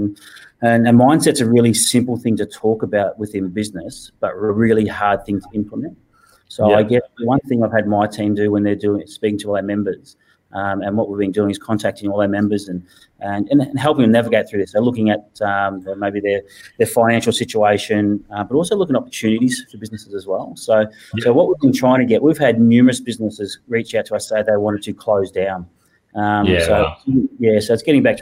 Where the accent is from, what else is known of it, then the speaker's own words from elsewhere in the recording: Victoria, Australia; moved away as an adult; also born or lived in Western Australia / Balranald, New South Wales; we're both originally from Victoria